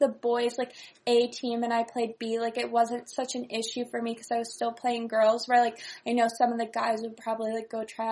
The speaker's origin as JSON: {"language": "English", "region": "Northern California", "country": "United States", "tie": "born or raised there", "said": "I grew up in California, Northern California, and I originally was a figure skater."}